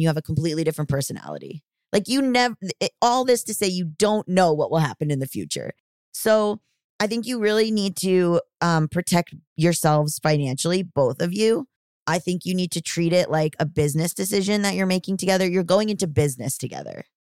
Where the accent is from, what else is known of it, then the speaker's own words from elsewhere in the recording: Florida, United States; I am from the South, I'm from Florida